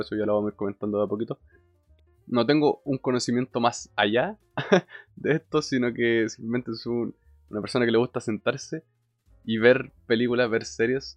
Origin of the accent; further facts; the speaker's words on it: Chile; tengo 24 años, soy de Chile